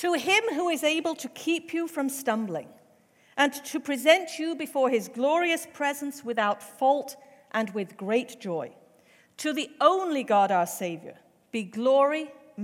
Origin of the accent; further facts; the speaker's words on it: England, United Kingdom; moved away; I was raised in the Methodist Church in England. I attended an Anglican or Church of England school.